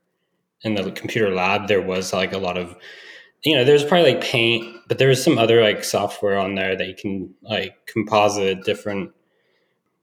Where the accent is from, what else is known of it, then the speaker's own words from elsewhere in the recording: Emerald Triangle, Northern California, United States; originally from Northern California, I'm kind of grew up in the Emerald Triangle area